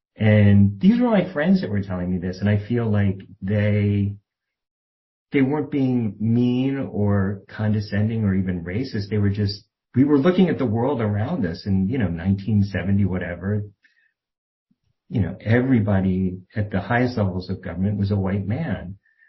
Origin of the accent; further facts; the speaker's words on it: outside Philadelphia, Pennsylvania, United States; I didn't grow up in Philadelphia, which probably would have, I don't know if that would have been better or worse. We grew up outside in what was a very rural area when I was a little kid, and became very much like suburban sprawl by the time I graduated high school.